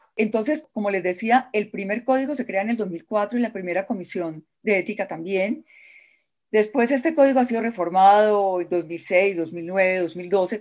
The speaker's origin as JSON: {"language": "Spanish", "country": "Colombia", "said": "como colombiana"}